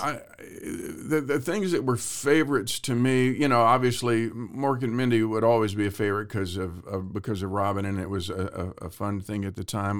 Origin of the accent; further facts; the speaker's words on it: Waco, Texas, United States; moved away; also born or lived in Hollywood; I grew up in Texas